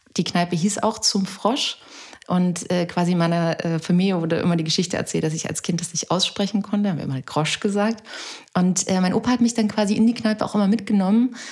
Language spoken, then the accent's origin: German; Saxony, Germany; ich komme ja aus Sachsen